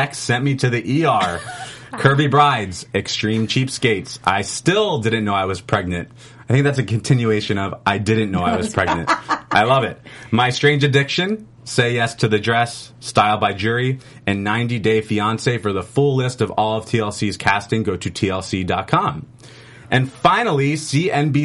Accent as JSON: {"language": "English", "town": "Philadelphia", "region": "Pennsylvania", "country": "United States", "tie": "born or raised there", "said": "my hometown of Philadelphia, PA"}